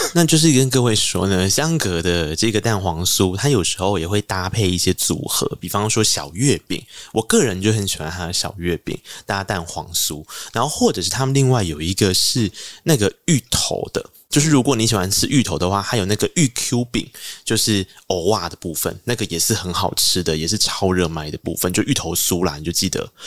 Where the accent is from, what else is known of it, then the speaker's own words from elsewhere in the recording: Tainan, Taiwan; 因为我是台南人